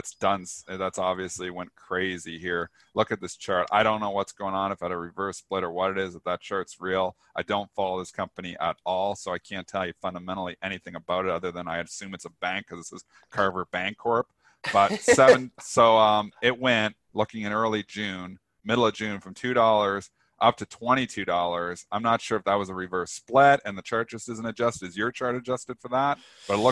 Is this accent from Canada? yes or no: yes; Canada; us Canadians